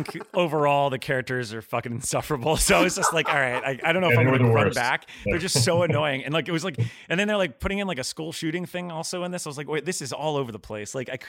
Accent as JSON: {"language": "English", "region": "Florida", "country": "United States", "said": "I'm from Florida, so I used to have to drive from Tallahassee to Miami."}